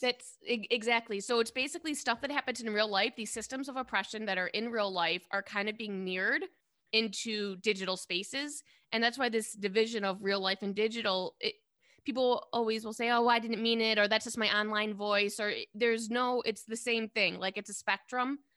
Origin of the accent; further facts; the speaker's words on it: Detroit, Michigan, United States; moved away as an adult; also born or lived in New York; I moved home to Detroit from New York about ten years ago